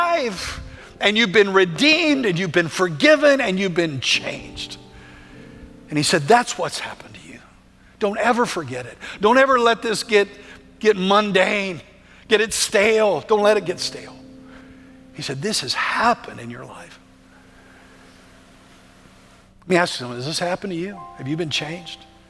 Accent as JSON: {"language": "English", "country": "United States", "said": "we don't think that way as American Christians"}